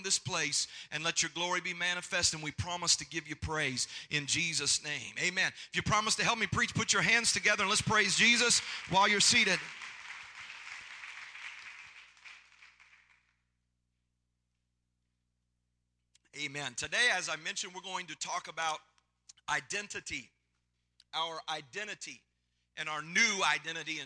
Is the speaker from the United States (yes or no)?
yes; Tennessee, United States; I'm not from California. I'm from Tennessee, so it's a little bit different here